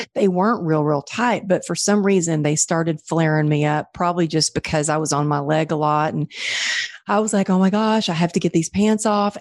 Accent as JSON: {"language": "English", "region": "Texas", "country": "United States", "tie": "born or raised there", "said": "growing up in Texas, growing up an athlete and a dancer"}